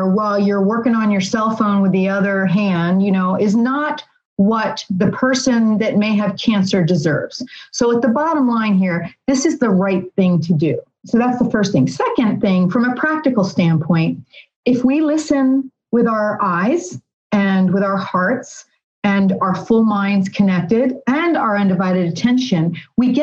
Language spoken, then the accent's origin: English; Philadelphia, Pennsylvania, United States; I'm from Philly, so it would be Philly style.